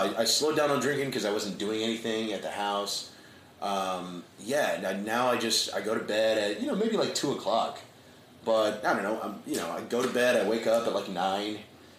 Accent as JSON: {"language": "English", "town": "Scotch Plains", "region": "New Jersey", "country": "United States", "tie": "born or raised there", "moved": "as an adult", "lives_now": "New York City, United States", "said": "I grew up in New Jersey. And I've lived in New York City for 12 years."}